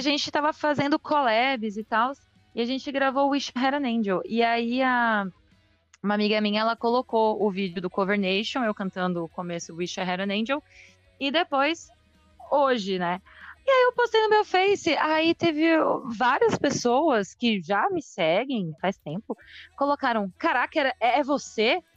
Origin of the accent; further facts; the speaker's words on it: São Paulo, Brazil; also born or lived in São Bernardo do Campo; now in Praia Grande, Brazil; eu nasci em São Paulo